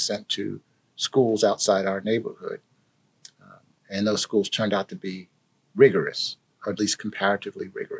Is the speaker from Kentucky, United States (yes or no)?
no; Philadelphia, Pennsylvania, United States; I was born and raised in North Philadelphia, not very far from where we're sitting right now.